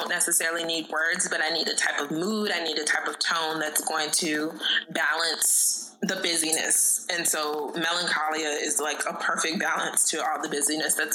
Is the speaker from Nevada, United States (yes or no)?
no; Missouri, United States; moved away as an adult; also born or lived in Washington, D.C.; I grew up in Missouri